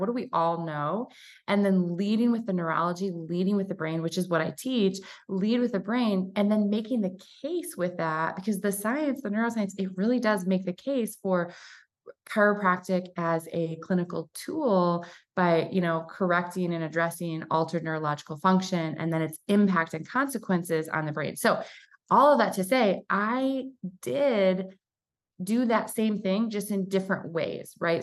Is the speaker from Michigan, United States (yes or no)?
yes; Michigan, United States; moved away as an adult; now in Coeur d'Alene, United States; I'm from Michigan